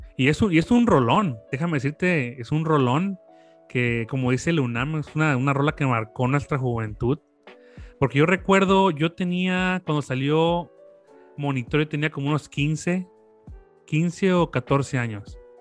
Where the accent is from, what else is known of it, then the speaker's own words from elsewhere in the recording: Villahermosa, Tabasco, Mexico; nosotros somos de Tabasco, de Villahermosa, Tabasco